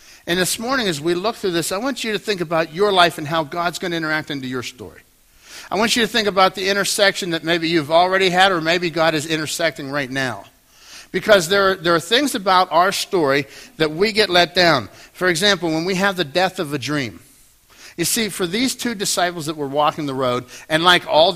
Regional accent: Pittsburgh, Pennsylvania, United States; I was a kid growing up in Pittsburgh in Dormont

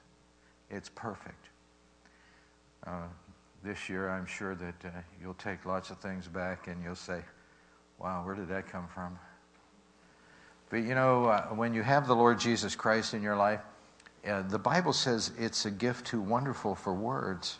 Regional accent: Pittsburgh, Pennsylvania, United States; We're growing up in Pittsburgh, and our parents didn't have anything

